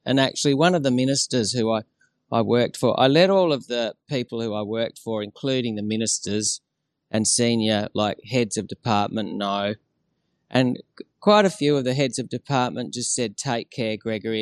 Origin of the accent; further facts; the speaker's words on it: Australia; as an Australian of shared Aboriginal and European blood